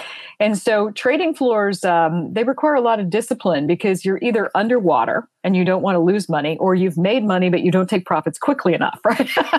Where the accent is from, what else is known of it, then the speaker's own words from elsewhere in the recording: Fort Worth, Texas, United States; moved away as an adult; also born or lived in London; I was raised in Fort Worth, Texas. I was raised in a military family as an only child.